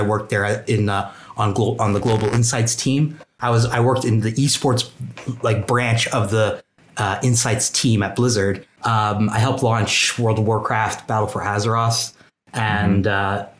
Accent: Turkey; now in United States; My technical title is a senior business and gameplay analyst, and I'm originally from Turkey. I did all my schooling on the East Coast of the United States.

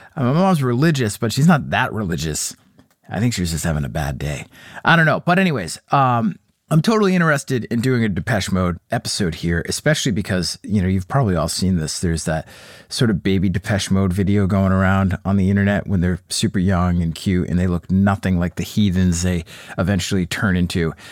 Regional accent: United States; as an American

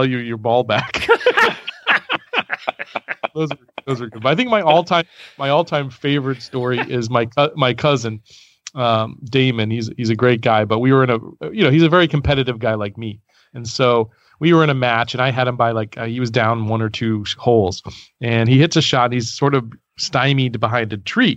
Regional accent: Baltimore, Maryland, United States; I grew up in Baltimore

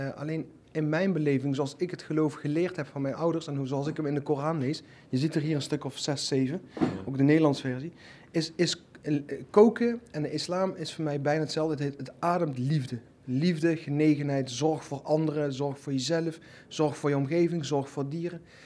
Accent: Netherlands; ik ben in Nederland geboren

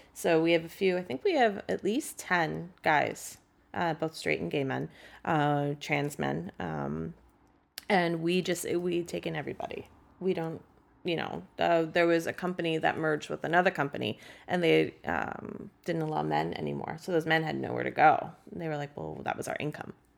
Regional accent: San Francisco, California, United States; moved away as an adult; also born or lived in Massachusetts South Shore; now in Massachusetts, United States; I'm from San Francisco originally

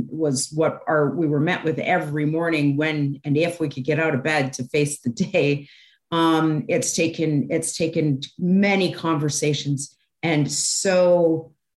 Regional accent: Toronto, Ontario, Canada; I grew up in Toronto

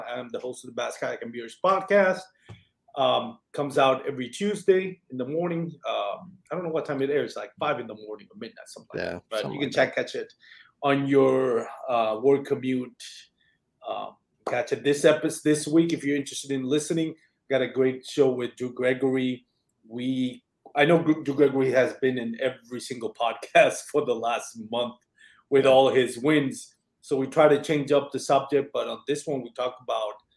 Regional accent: Puerto Rico; first language Spanish; English is a second language; I'm from Puerto Rico. My first language is Spanish

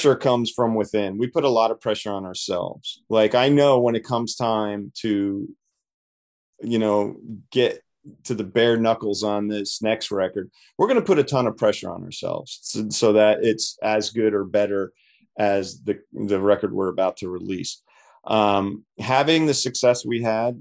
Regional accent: Toms River, New Jersey, United States; moved away; We're from Jersey, and we were in Toms River, New Jersey

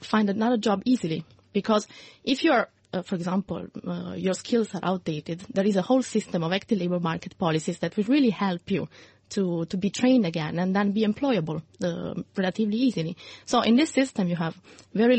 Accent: Italy; now in Brussels, Belgium; Italy, which is my home country.

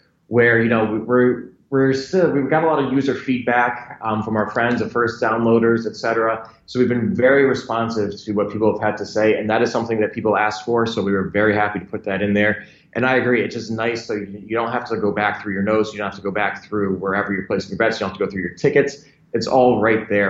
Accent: Manchester, Connecticut, United States; moved away as an adult; also born or lived in Springfield, Massachusetts; now in New York City, United States; I grew up in Manchester, Connecticut, which is about 15 minutes outside of Hartford.

